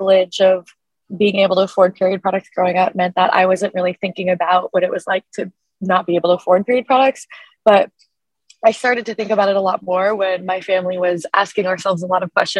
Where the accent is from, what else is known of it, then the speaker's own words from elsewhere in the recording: Portland, Oregon, United States; growing up in Portland, Oregon